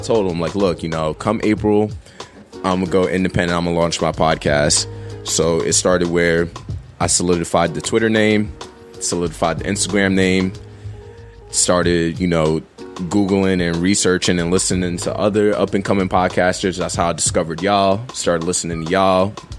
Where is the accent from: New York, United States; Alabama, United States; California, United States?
New York, United States; Queens; also born or lived in East Orange / South Jersey; now in New Jersey, United States; I'm not born and raised. I'm originally from Queens.